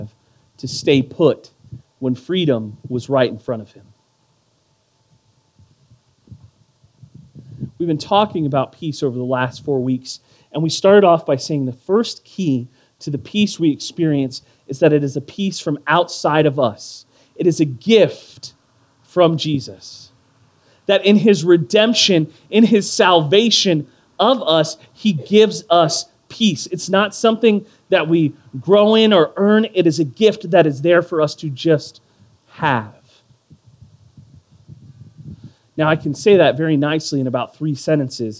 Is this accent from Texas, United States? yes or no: yes; Houston, Texas, United States; When I was growing up in Northeast Houston